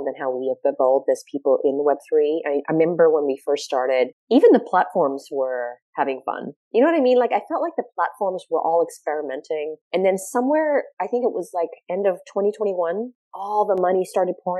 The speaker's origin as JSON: {"language": "English", "country": "Australia", "tie": "born or raised there", "moved": "yes", "lives_now": "United States", "said": "I grew up in Australia"}